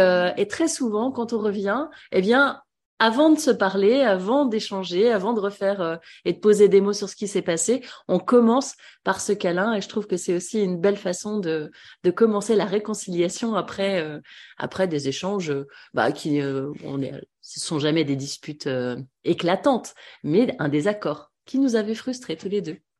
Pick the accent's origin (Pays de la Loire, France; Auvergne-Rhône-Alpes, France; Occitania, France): Pays de la Loire, France; Vendée; moved away; Je viens de Vendée